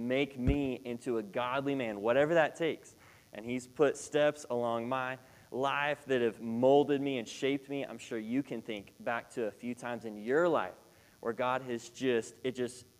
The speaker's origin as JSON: {"language": "English", "town": "Shawnee", "region": "Oklahoma", "country": "United States", "tie": "born or raised there", "moved": "as an adult", "lives_now": "Texas, United States", "said": "I grew up in Shawnee, Oklahoma"}